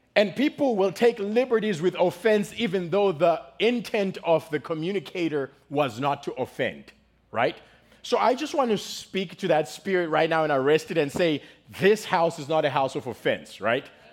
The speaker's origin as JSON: {"language": "English", "country": "Zimbabwe", "moved": "yes", "lives_now": "United States", "said": "I am from Zimbabwe. In case you guys notice, you're like, where's that accent from"}